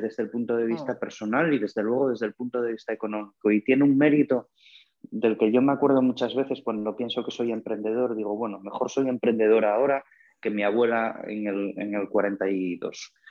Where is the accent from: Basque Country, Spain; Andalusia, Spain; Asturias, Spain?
Asturias, Spain; soy asturiano